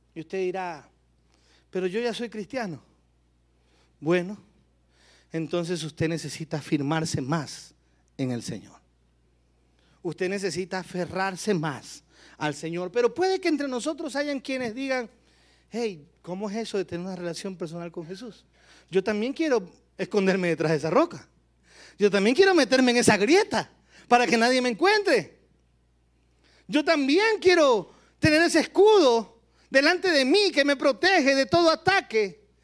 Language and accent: Spanish; Guayaquil, Guayas, Ecuador; mi tierra, Guayaquil, Ecuador